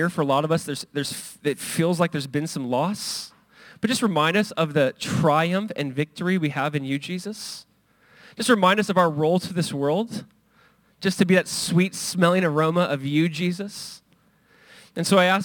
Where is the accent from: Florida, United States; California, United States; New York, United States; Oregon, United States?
California, United States; Southern; I grew up in Southern California. We went to Disneyland and it's like 20 minutes away.